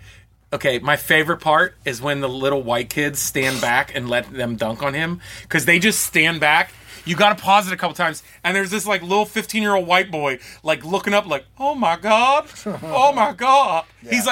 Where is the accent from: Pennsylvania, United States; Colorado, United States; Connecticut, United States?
Pennsylvania, United States; Pittsburgh; I'm from Pittsburgh. I grew up with no basketball except for, you know, Pitt.